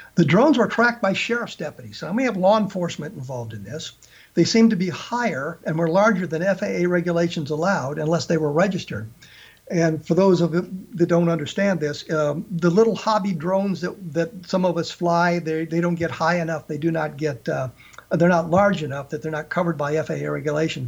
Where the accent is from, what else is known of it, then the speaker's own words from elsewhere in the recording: Colorado, United States; as I was growing up in the Colorado area, I actually carried the Rocky Mountain News